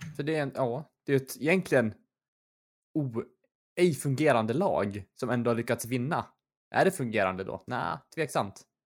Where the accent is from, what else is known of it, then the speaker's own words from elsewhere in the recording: Gothenburg, Västra Götaland, Sweden; jag var född i Göteborg